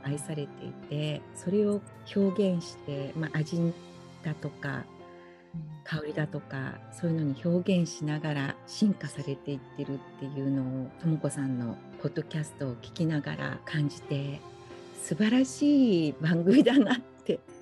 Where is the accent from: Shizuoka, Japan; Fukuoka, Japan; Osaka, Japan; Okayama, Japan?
Fukuoka, Japan; moved away as an adult; now in Hawaii, United States; 私福岡出身なんですよ